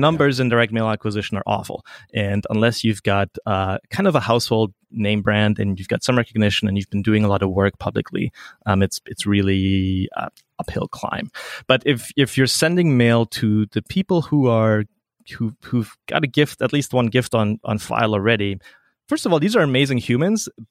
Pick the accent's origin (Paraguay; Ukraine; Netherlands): Paraguay; moved away; I grew up in South America. My mom was a Swiss nurse who went to Paraguay